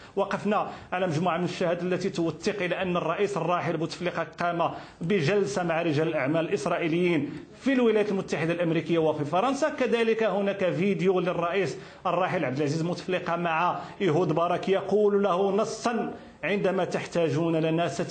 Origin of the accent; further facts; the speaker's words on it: Morocco; بلدي المغرب